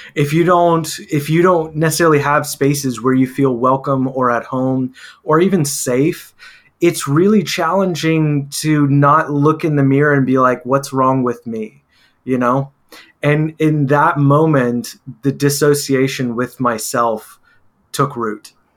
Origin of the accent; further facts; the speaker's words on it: Texas, United States; Growing up in Texas, uh, in the Latino community